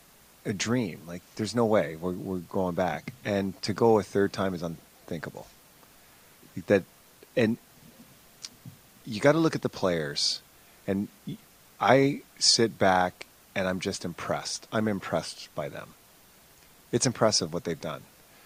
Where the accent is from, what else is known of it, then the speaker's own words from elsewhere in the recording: Canada; when you're growing up in Canada